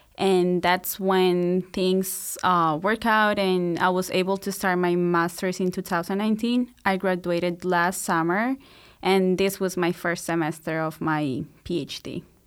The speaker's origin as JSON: {"language": "English", "region": "Bogotá", "country": "Colombia", "tie": "born or raised there", "moved": "as an adult", "lives_now": "Marianna, United States", "said": "so I'm from Colombia. I was born and raised in Bogota, which is the capital city."}